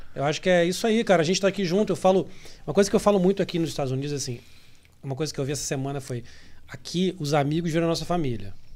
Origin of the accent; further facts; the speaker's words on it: Brazil; moved away as an adult; now in Miami, United States; eu saí do Brasil